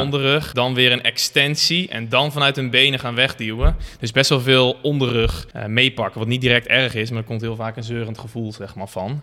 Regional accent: Barneveld, Gelderland, Netherlands; also born or lived in Amersfoort; geboren in Amersfoort. Eigenlijk altijd gewoond in eh, Barneveld-Lunteren

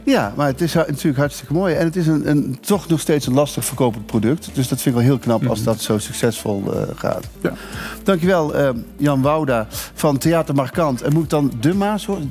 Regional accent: Veghel, North Brabant, Netherlands; ik kom uit Vegel

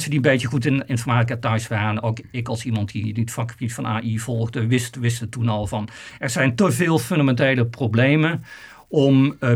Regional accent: Netherlands; als Nederlander kun je daar zeker trots op zijn.

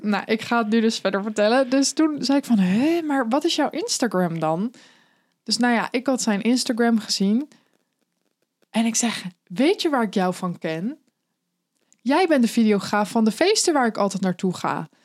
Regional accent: The Hague, South Holland, Netherlands; ik kom zelf uit Den Haag

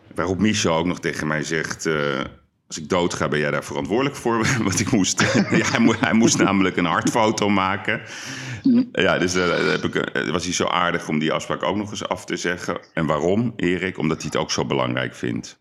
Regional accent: Amsterdam, North Holland, Netherlands; Wij zijn Amsterdammers

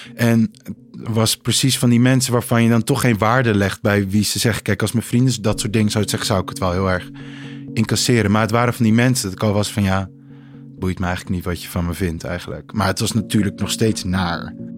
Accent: Heemskerk, North Holland, Netherlands; moved away as an adult; now in Amsterdam, Netherlands; ik kom uit Heemskerk, maar ik woon nu in Amsterdam al 2,5 jaar

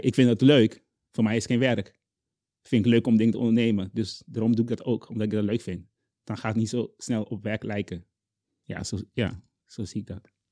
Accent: Curaçao; Dutch is a second language; moved away as an adult; also born or lived in Zwolle, Netherlands; now in Netherlands; ik kom uit Curaçao

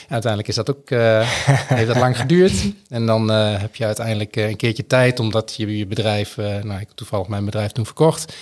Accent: Twente, Overijssel, Netherlands; moved away as an adult; now in Groningen, Netherlands; ik kom uit Twente en ik ben hier naar Groningen gegaan voor de studie

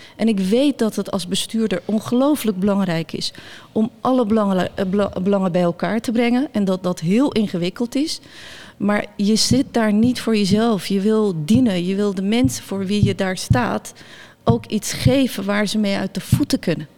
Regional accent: Bergen op Zoom, North Brabant, Netherlands; Dutch is a second language; also born or lived in near Samsun, Turkey; En ik ben opgegroeid in Bergen op Zoom

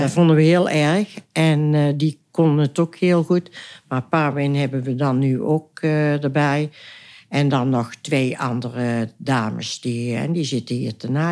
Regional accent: Oisterwijk, North Brabant, Netherlands; geboren en getogen in Oosterwijk

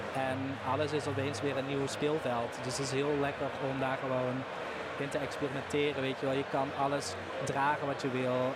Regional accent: Limburg, Netherlands; Ik kom uit Limburg, dus daar was carnaval

